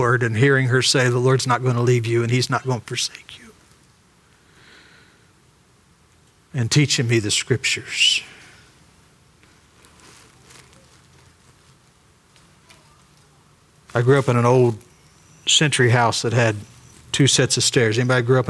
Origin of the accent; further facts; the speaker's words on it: Ironton, Ohio, United States; we grew up in Ironton, Ohio